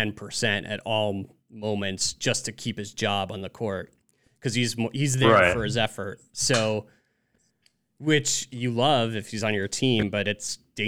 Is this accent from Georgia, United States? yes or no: no; Demarest, New Jersey, United States; Yeah. I grew up in New Jersey.